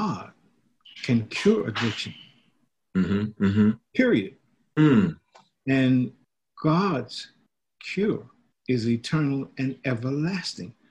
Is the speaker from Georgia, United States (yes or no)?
yes; Griffin, Georgia, United States; moved away as an adult; now in Washington, D.C., United States; I was born in Griffin, Georgia in 1948. I moved to the District of Columbia in 1966, and I've been here since